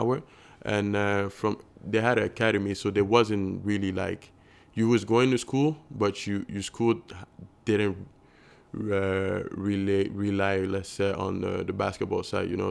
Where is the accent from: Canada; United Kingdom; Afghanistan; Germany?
Canada; Montreal, Quebec; moved away; I was from Montreal downtown